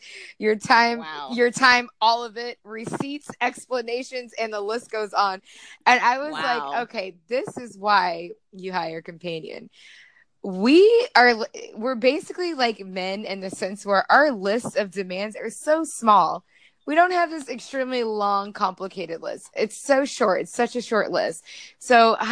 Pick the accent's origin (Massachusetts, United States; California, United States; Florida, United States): Florida, United States; Tampa; my hometown. Well, almost my hometown